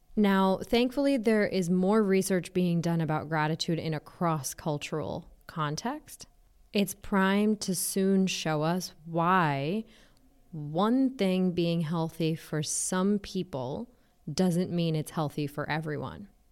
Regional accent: United States; I am an Indian American

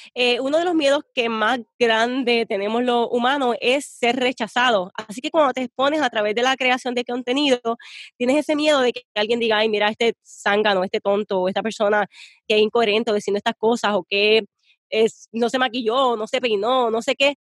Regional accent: Puerto Rico; yo soy bien puertorriqueña

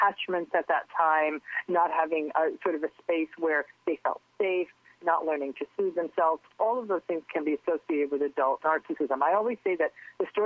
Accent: Connecticut, United States; also born or lived in Englewood, New Jersey / West New York, New Jersey; now in California, United States; I was born in Englewood, and I lived with my parents in West New York until I was, I think, like a year and a half, almost two, and then they moved to Connecticut.

